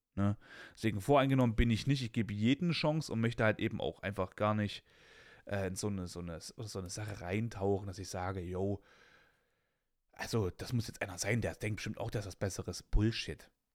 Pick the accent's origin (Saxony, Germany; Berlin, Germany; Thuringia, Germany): Thuringia, Germany; Weimar; ich komme aus, aus, aus Weimar West, ne? Das ist so bei uns damals halt das krasse Ghetto gewesen